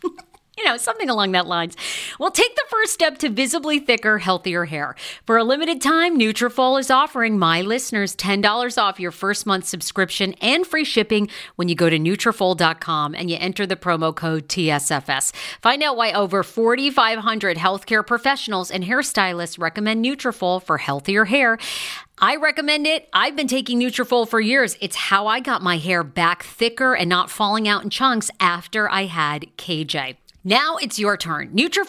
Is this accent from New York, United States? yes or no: no; Baltimore, Maryland, United States; I'm feeling good. I'm from Baltimore.